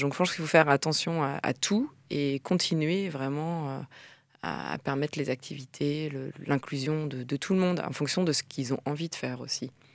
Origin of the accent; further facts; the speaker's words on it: France; en tant que Française à l'étranger